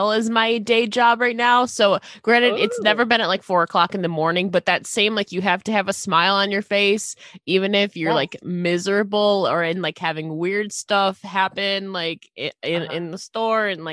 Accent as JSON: {"language": "English", "town": "Buffalo", "region": "New York", "country": "United States", "said": "I'm from Buffalo, New York"}